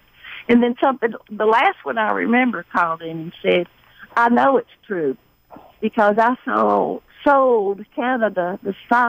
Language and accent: English; Lithonia, Georgia, United States; the third one is I grew up in Lithonia, Georgia, that had a Colfer Brothers store, a branch store.